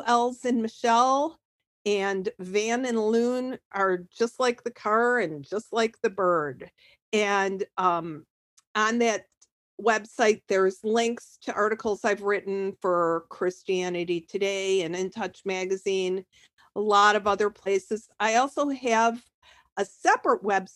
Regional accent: Chicago, Illinois, United States; moved away as an adult; now in Sarasota, United States; I'm from the Chicago area, spent most of my life there

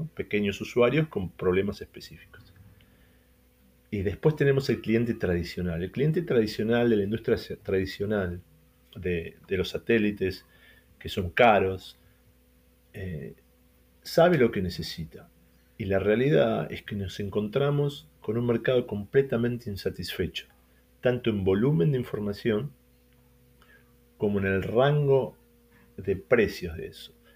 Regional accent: Argentina; Emiliano y yo somos argentinos

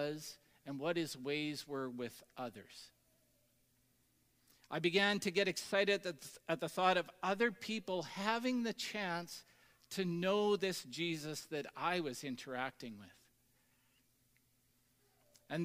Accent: Tisdale, Saskatchewan, Canada; a young adult that grew up in the, you know, multicultural booming metropolis of Tisdale, Saskatchewan.

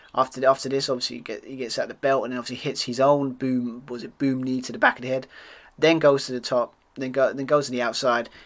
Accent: United Kingdom; accent: British; being a Brit, as you can hear on my accent

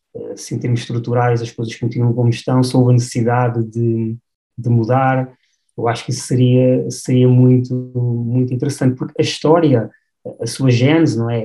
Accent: Batalha, Centro, Portugal; now in Mafra, Portugal; sou natural da, da Batalha e, e, hoje em dia resido aqui na zona, na zona de Mafra.

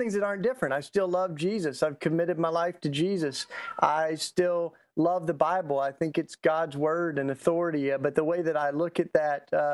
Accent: Tennessee, United States; accent: Southern; I'm Southern, so I just get that out, you know, from the get-go. I grew up in Tennessee

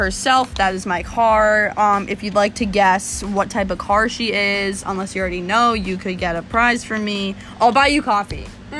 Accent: Plymouth, Massachusetts, United States; born or raised there

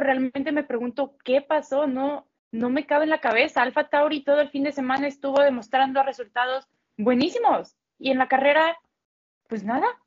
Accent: Mexico; yo como mexicana

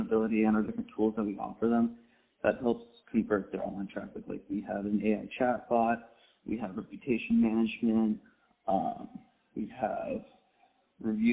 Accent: San Diego, California, United States; I was born and raised in Southern California, San Diego specifically

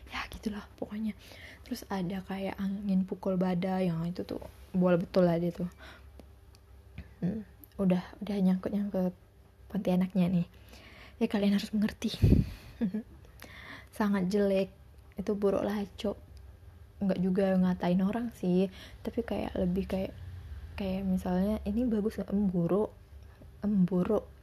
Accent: Pontianak, West Kalimantan, Indonesia; karena aku orang Pontianak enggak juga asli sih ya, tapi udah dari kecil di Pontianak

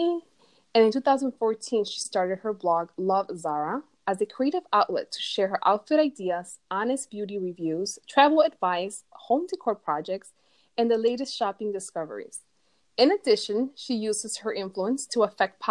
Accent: Chicago, Illinois, United States; now in New York, United States; I'm from Chicago originally

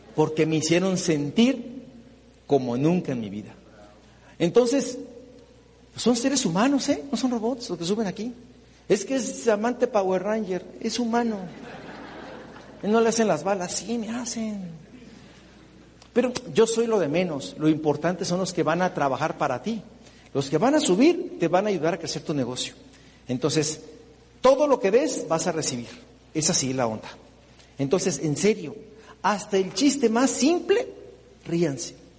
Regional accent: Mexico; nosotros definitivamente los mexicanos

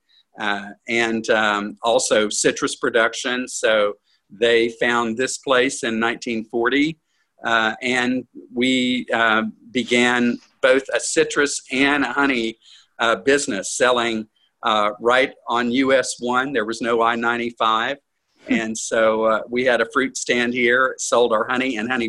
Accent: Edgewater, Florida, United States; also born or lived in Gainesville, Florida; I moved back here to Edgewater from Gainesville in 1976.

